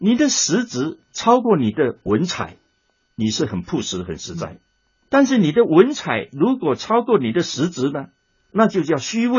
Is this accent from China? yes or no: yes; China; 我们中国人听话不是听你讲的对讲的错，我们先听你是跟我说难听一点，你是跟我同一派的还是不同一派？